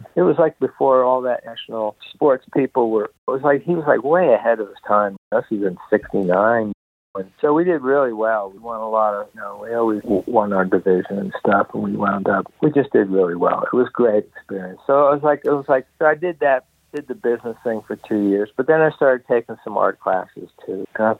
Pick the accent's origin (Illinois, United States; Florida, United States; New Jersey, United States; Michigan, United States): New Jersey, United States; moved away; I grew up in New Jersey, so somewhere in New York.